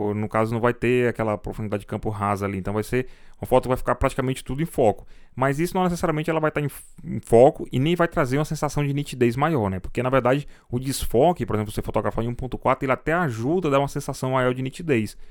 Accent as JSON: {"language": "Portuguese", "town": "Fortaleza", "region": "Ceará", "country": "Brazil", "said": "sou de Fortaleza"}